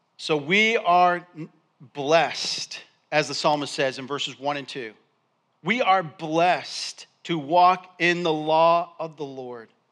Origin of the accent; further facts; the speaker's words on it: Endicott, New York, United States; I grew up in Endicott, New York